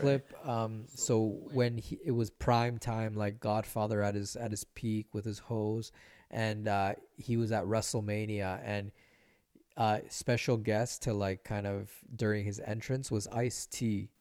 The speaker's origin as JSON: {"language": "English", "town": "Vancouver", "region": "British Columbia", "country": "Canada", "tie": "born or raised there", "also_born_or_lived": "Nicaragua / Los Angeles", "said": "growing up in East"}